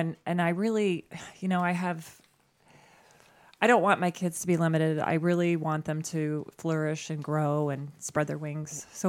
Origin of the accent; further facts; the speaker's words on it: Bay Village, Ohio, United States; now in Perrysburg, United States; I'm from Cleveland originally, so Bay Village, West Side.